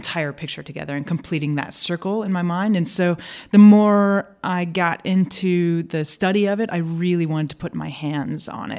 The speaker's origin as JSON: {"language": "English", "town": "St. Louis", "region": "Missouri", "country": "United States", "also_born_or_lived": "California / Portugal", "moved": "as an adult", "lives_now": "Austin, United States", "said": "I am from St. Louis and there worked for a microbrewery"}